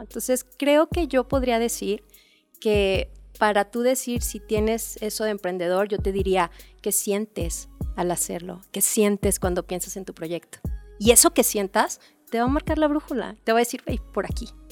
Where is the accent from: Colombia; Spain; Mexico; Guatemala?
Mexico